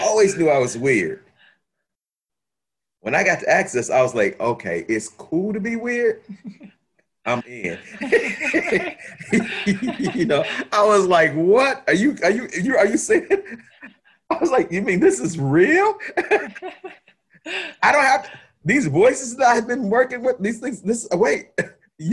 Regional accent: Chicago, Illinois, United States; also born or lived in France; I'm from Chicago

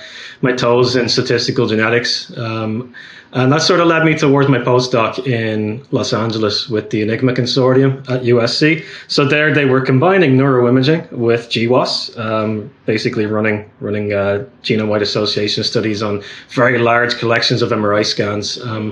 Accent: Ireland; accent: Irish; I've been told recently that I'm losing my accent, so I'm going to try and make an effort to sound more Irish today.

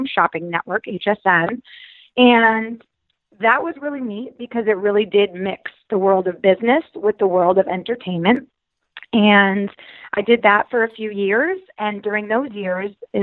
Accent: Connecticut, United States; moved away as an adult; also born or lived in Florida; I grew up in Connecticut

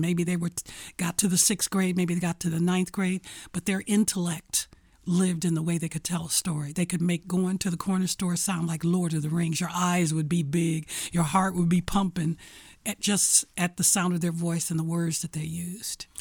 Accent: Detroit, Michigan, United States; I was born and raised in Detroit, Michigan, on the east side

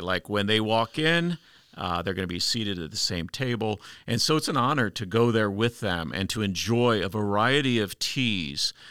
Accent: United States; as an American traveling internationally

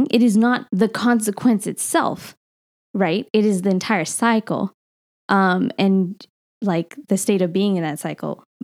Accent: India; I guess I, I'm allowed to because I'm Indian.

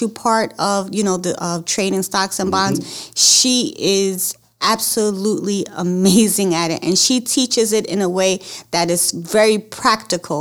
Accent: New York, United States; now in Baltimore, United States; I'm born in New York, but I've been battle-tested in Baltimore

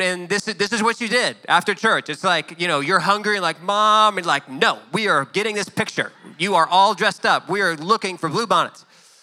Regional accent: Garland, Texas, United States; I grew up in Garland, Texas.

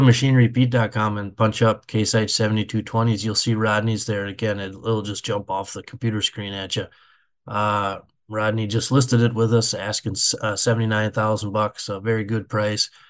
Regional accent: Benson, Minnesota, United States; I grew up in a little town of thirty-two hundred people, Benson, Minnesota

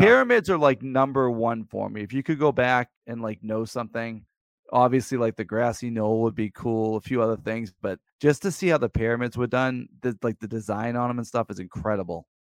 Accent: Plymouth, Massachusetts, United States; now in near Old Sturbridge Village, Massachusetts, United States; I grew up near Plymouth Plantation

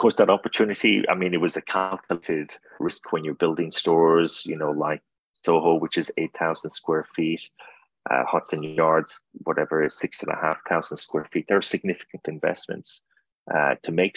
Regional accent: Ireland; now in United States; I'm Irish

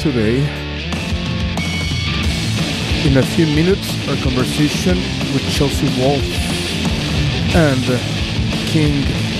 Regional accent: Mexico City, Mexico; now in San Francisco, United States; I'm from Mexico City, Mexico, Tenochtitlan.

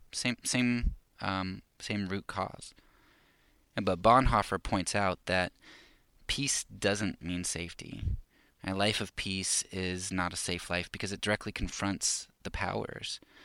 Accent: United States; as American conservative Christians

